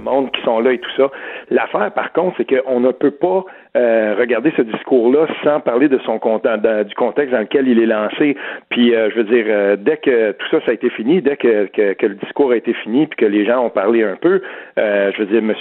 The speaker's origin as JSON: {"language": "French", "area": "Outaouais", "region": "Quebec", "country": "Canada", "said": "je viens de l'Outaouais"}